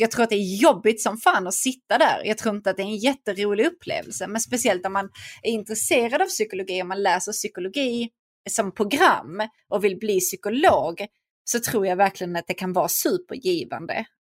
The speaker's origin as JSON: {"language": "Swedish", "town": "Vellinge", "region": "Skåne", "country": "Sweden", "tie": "born or raised there", "said": "jag växte upp i Vellinge och gick i skolan där"}